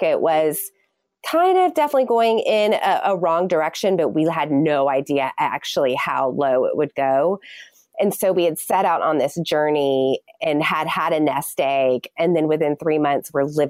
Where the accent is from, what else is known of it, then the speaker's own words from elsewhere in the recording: Texas, United States; I'm from Texas.